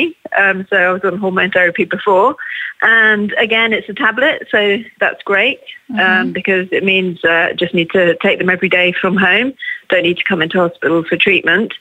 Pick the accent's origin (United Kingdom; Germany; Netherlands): United Kingdom; England; I'm English.